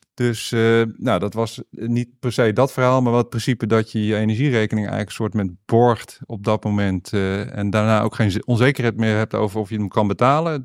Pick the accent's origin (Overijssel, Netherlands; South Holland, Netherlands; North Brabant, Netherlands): South Holland, Netherlands; Noordwijk; also born or lived in Deventer; Ik ben opgegroeid, ik ben geboren in Deventer, maar opgegroeid in Noordwijk.